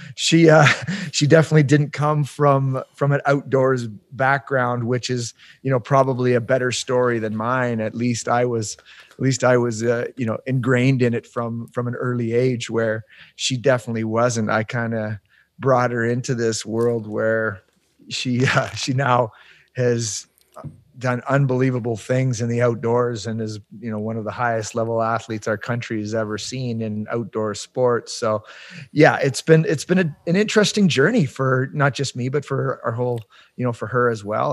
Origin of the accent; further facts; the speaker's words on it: Palmerston, Ontario, Canada; moved away as an adult; now in Yukon, Canada; I grew up in Ontario, kind of rural farm country living. Um, I grew up in a small town called Palmerston.